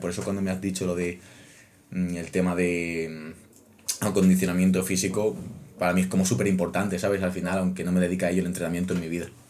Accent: Extremadura, Spain; moved away as an adult; now in Madrid, Spain; yo no soy de Madrid, yo soy de Extremadura. Venir a Madrid desde Extremadura fue un cambio duro

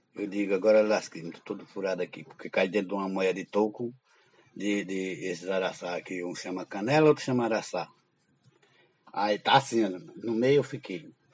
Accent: Alagoas, Brazil; Em Alagoas, eu nunca saí de Alagoas

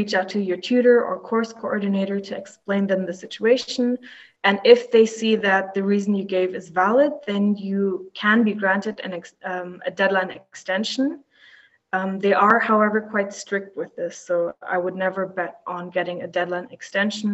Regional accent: Düsseldorf, North Rhine-Westphalia, Germany; moved away as an adult; now in Maastricht, Netherlands; I'm from Germany, from Düsseldorf, which is pretty close to Maastricht.

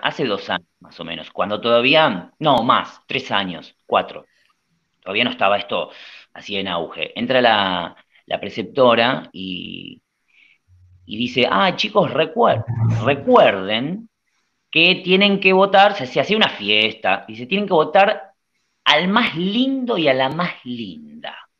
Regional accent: Argentina; nosotros somos argentinos, estamos en Argentina

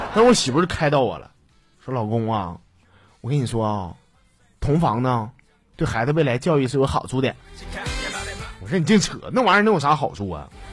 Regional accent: Northeast China, China; 作为一个土生土长，我是没有离开过黑土地的东北人

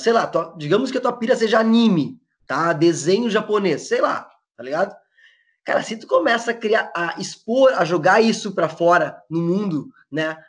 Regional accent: Porto Alegre, Rio Grande do Sul, Brazil; eu sou eu sou daqui de Porto Alegre, do Rio Grande do Sul

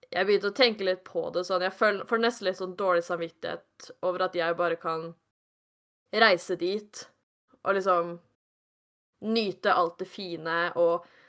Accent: Norway; jeg kommer fra Norge

